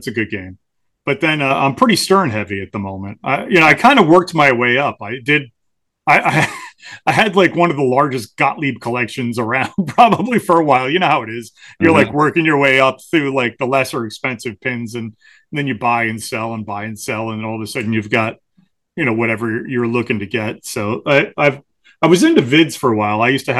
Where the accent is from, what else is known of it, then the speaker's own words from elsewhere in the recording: Morristown, New Jersey, United States; from Morristown originally.